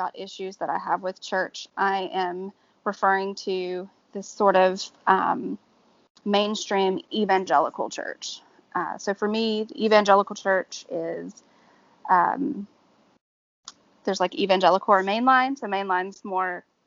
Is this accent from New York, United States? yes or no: no; Georgia, United States; now in New Orleans, United States; I grew up in Georgia, so it was very Baptist